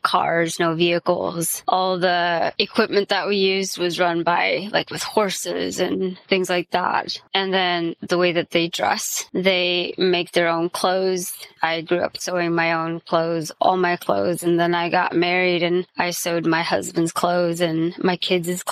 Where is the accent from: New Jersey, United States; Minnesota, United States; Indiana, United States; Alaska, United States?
Indiana, United States; I was raised in Indiana, and I still live pretty close to where I was raised